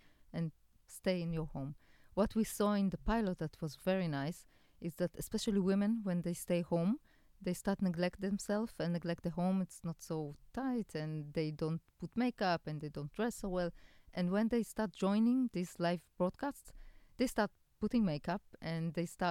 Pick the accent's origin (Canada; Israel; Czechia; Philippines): Israel; Haifa, Haifa District; Haifa, my hometown